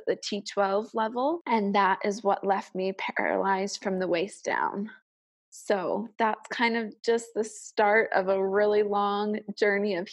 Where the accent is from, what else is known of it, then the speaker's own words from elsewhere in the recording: Chicago suburbs, Illinois, United States; moved away as an adult; also born or lived in Cache Valley, Utah; I am from the Chicago suburbs